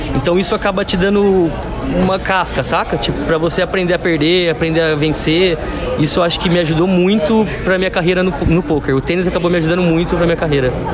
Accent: Campinas, São Paulo, Brazil; moved away as an adult; now in São Paulo, Brazil; eu sou de Campinas, mas moro aqui em São Paulo já fazem cinco anos

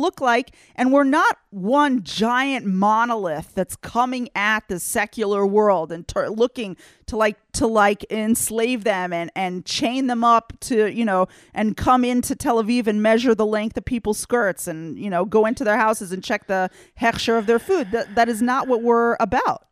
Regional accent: United States; now in Israel; I grew up in the United States with oodles of Christians who are definitely not Jews

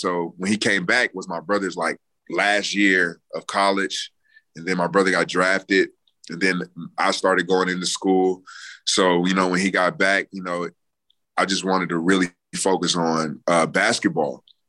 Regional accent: North Chicago, Illinois, United States; We moved over to the U.S. in 99. My dad was stationed outside of Chicago at the Great Lakes Base. So I grew up in North Chicago.

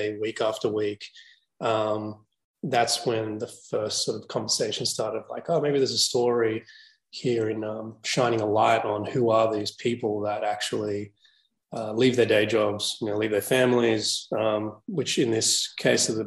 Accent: Australia; growing up in Australia, but I grew up in the burbs

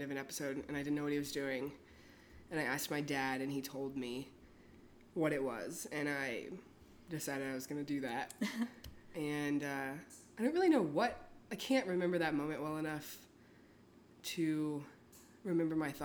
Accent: Austin, Texas, United States; I'm from here. I'm from Austin.

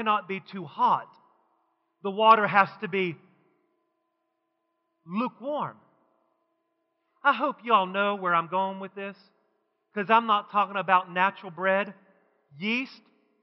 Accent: West Virginia, United States; when I was growing up in West Virginia

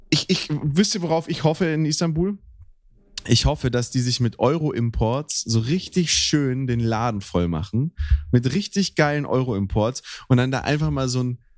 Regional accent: Black Forest, Baden-Württemberg, Germany; moved away; also born or lived in Baltic Sea coast; ich bin ja im, in einem Fu fußballtechnischen Bermuda-Dreieck aufgewachsen im Schwarzwald

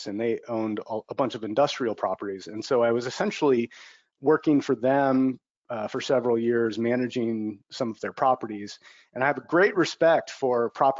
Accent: Bay Area, California, United States; moved away as an adult; also born or lived in Los Angeles, United States; I'm from the Bay Area

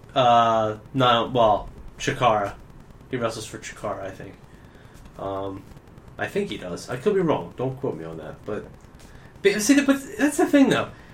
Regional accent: Williamstown, United States; Williamstown uh, Williamstown, uh, my hometown

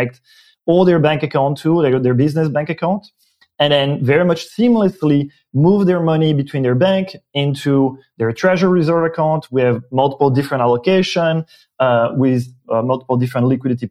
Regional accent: Belgium; accent: French-speaking Belgian; first language French; English is a second language; moved away as an adult; now in San Francisco, United States; I am originally from Belgium, French-speaking, and it's my my accent. Came to the U.S. For grad school

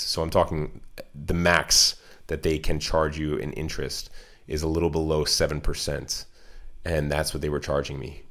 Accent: United States; as an American

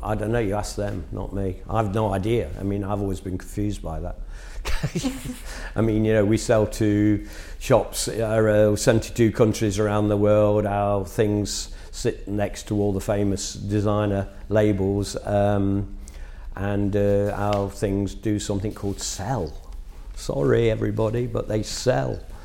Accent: Nottingham, East Midlands, United Kingdom; in a provincial town, which it was in my hometown of Nottingham

